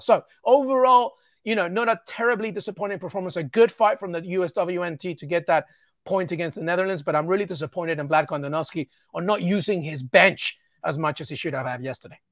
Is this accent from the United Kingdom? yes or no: yes; England, United Kingdom; I'm Peruvian, but I was born in England and grew up in England.